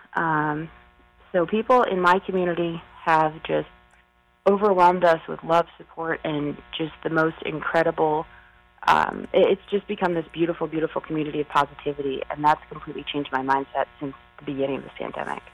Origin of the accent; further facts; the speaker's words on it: Smithtown, New York, United States; also born or lived in Cleveland, United States; I'm from Smithtown